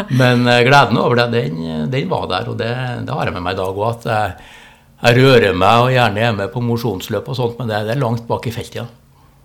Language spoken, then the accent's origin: Norwegian; Trondheim, Trøndelag, Norway; moved away as an adult; also born or lived in Tromsø; Jeg Vokste opp på Byåsen, Halset